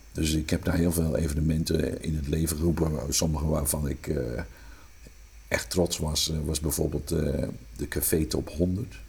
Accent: Haastrecht, South Holland, Netherlands; accent: Amsterdam; moved away; Ik ben geboren in een dorpje in Zuid-Holland, dat heet Haastrecht. Eh, toen ik daar opgroeide, wonen daar 4.500 mensen

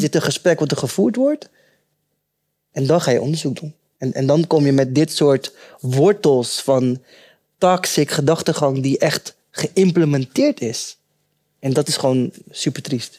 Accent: Rotterdam, South Holland, Netherlands; also born or lived in Suriname; Ik was eh, drie maandjes oud toen ik naar Nederland kwam en ik ben eh, eh, opgegroeid in Rotterdam-West.

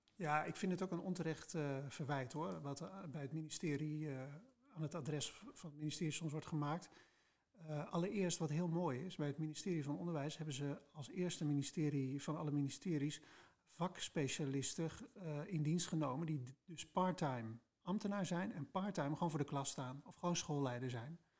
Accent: Spakenburg, Utrecht, Netherlands; moved away as an adult; also born or lived in Leiden / The Hague; now in Enschede, Netherlands; Dus ik ben geboren en getogen in Spakenburg, het vissersdorp

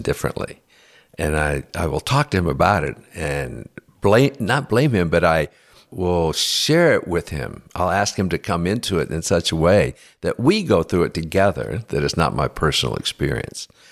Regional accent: United States; I'm an American

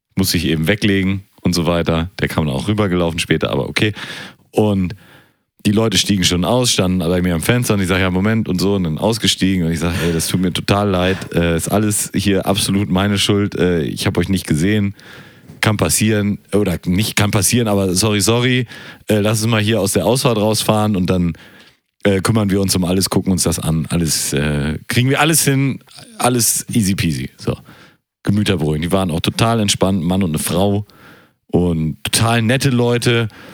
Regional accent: Germany; Ich bin Deutscher

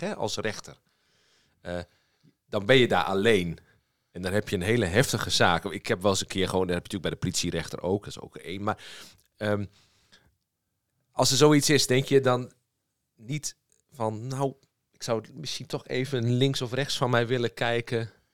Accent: southeast Drenthe, Netherlands; nu kom ik zelf uit Zuidoost-Drenthe, eh, ergens in een hoek daar

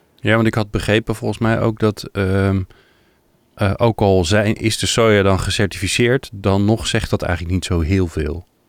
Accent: Netherlands; we als Nederlanders

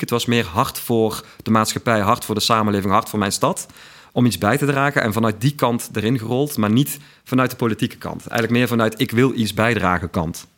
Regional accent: Weert, Limburg, Netherlands; accent: Limburgish, Weert dialect; also born or lived in Utrecht; ik ben dus inderdaad een geboren en getogen Limburger

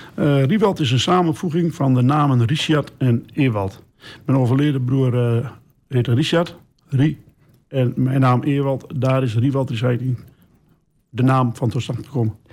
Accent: Geesteren, Overijssel, Netherlands; we zijn geboren in Geesteren

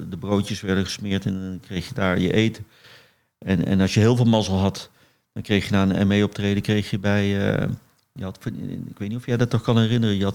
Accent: Eindhoven, North Brabant, Netherlands; Ik, ik groeide op in Eindhoven

